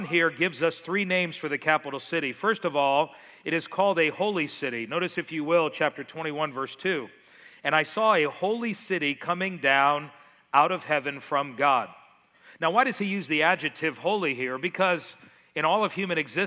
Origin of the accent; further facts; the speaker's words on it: Miami, Florida, United States; moved away; the house you see up on the screen is the one I grew up in South Florida in Miami, very, very tropical